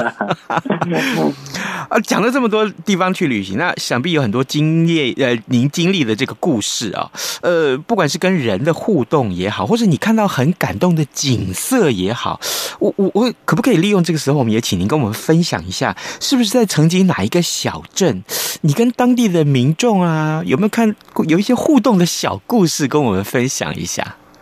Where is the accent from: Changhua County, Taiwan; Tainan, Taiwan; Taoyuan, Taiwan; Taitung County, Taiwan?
Tainan, Taiwan; 我们台南人不一样啊